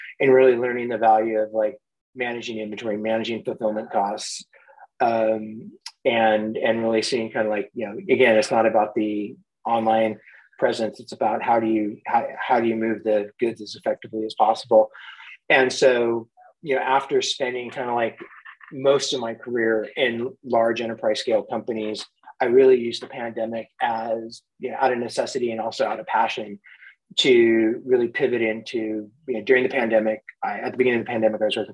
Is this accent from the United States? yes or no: yes; Mendocino County, Northern California, United States; also born or lived in San Francisco Bay Area; I grew up in Northern California, a couple hours north of Silicon Valley in San Francisco, in a beautiful Mendocino County